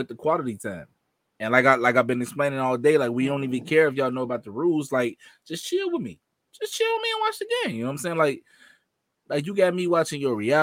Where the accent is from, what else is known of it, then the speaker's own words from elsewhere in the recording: Chicago, Illinois, United States; born and raised here my whole life